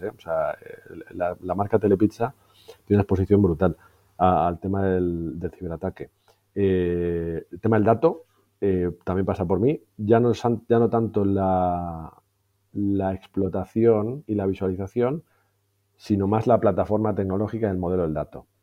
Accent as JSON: {"language": "Spanish", "town": "Madrid", "region": "Community of Madrid", "country": "Spain", "tie": "born or raised there", "also_born_or_lived": "Valencia / London / Barcelona", "said": "nací en Valencia, pero básicamente me crié en Madrid."}